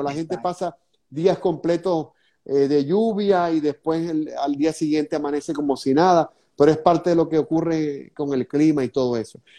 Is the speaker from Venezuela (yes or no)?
yes; Venezuela; now in Florida, United States; lo hago en el sentido como venezolano